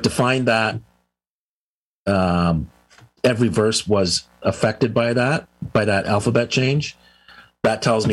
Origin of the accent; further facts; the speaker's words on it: United States; because I'm a US, I'm an American